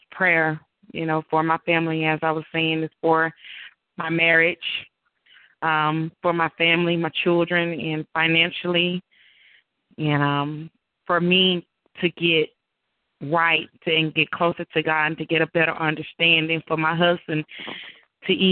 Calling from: Mississippi, United States

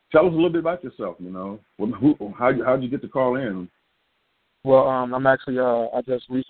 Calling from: Kankakee, Illinois, United States; I'm calling from Kankakee, Illinois.

